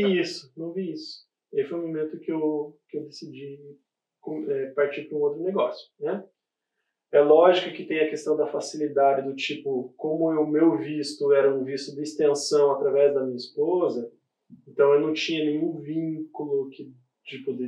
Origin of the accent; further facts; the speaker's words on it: Brazil; moved away; a gente vem lá do Brasil